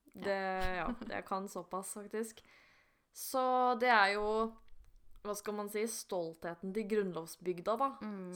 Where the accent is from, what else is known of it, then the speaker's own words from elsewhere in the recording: Romerike, Akershus, Norway; jeg er jo fra Romerike